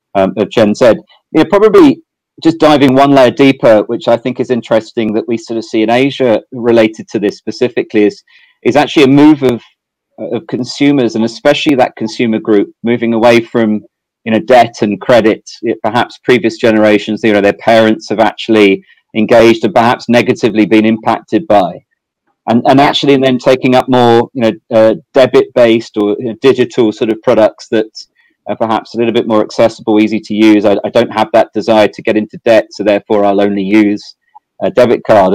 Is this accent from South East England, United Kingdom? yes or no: yes; South East England, United Kingdom; moved away as an adult; also born or lived in Amsterdam, Netherlands / Ireland / Sydney, Australia; now in Singapore; I'm from England originally. Um, I think uh, my accent still still shows that. Um, I, I, grew up in uh, sort of southeast England.